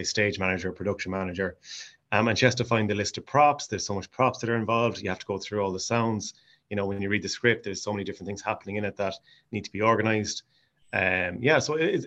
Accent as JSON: {"language": "English", "area": "Mayo", "region": "Connacht", "country": "Ireland", "tie": "born or raised there", "accent": "Mayo", "moved": "yes", "lives_now": "Stockholm, Sweden", "said": "I'll be keeping my Tig Mayo accent"}